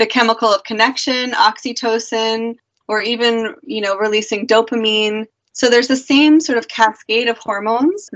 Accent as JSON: {"language": "English", "region": "New Hampshire", "country": "United States", "tie": "born or raised there", "also_born_or_lived": "Peru", "moved": "yes", "said": "growing up in, you know, New Hampshire until I moved to Peru"}